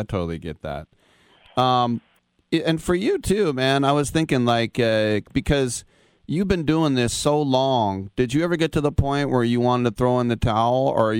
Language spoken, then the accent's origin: English; Bay Area, California, United States; I'm from the Bay Area.